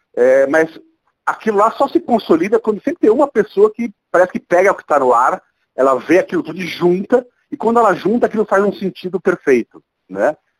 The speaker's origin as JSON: {"language": "Portuguese", "region": "São Paulo", "country": "Brazil", "tie": "born or raised there", "said": "eu sou nascido e criado ali na Cristiano Viana, bem perto das lojas de música todas ali"}